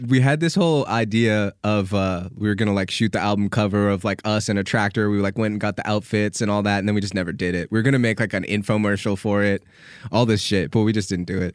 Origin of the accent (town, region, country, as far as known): Canada; accent: Canadian; now in United States